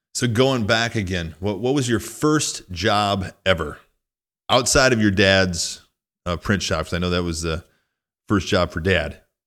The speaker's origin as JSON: {"language": "English", "region": "rural Northwest Illinois", "country": "United States", "tie": "born or raised there", "also_born_or_lived": "Minneapolis", "moved": "as an adult", "said": "I grew up in a really small town in rural Northwest Illinois"}